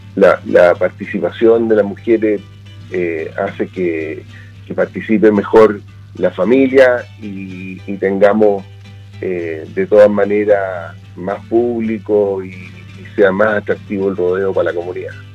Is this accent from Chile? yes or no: yes; Chile; nosotros somos parte de Chile y parte de esta tierra